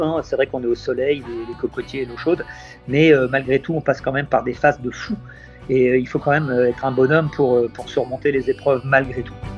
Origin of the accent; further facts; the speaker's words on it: Tours, Centre-Val de Loire, France; now in Saint Martin; moi je suis né en Indre-et-Loire, sur le North Shore de Tours